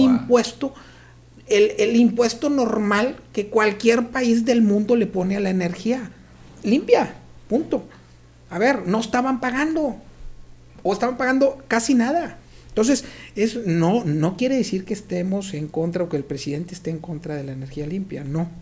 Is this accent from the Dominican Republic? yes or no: no; Mexico; tenemos que cambiar nuestros eh, eh, hábitos alimenticios como mexicanos